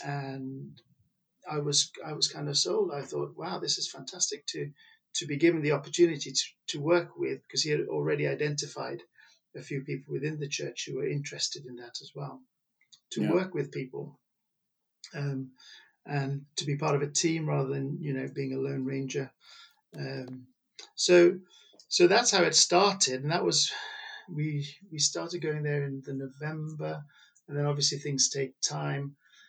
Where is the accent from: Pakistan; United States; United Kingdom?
Pakistan; which I was brought up in Pakistan, and I know how I feel I've benefited through that kind of exposure